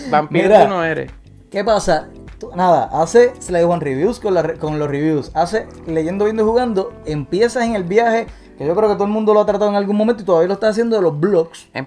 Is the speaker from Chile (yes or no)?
no; Puerto Rico; porque yo soy boricua